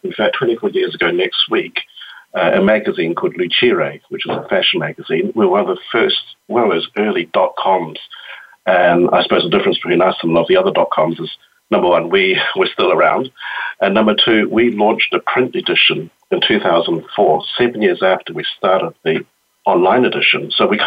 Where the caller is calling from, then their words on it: Wellington, New Zealand; I'm calling in from Wellington, New Zealand, where it's Friday morning.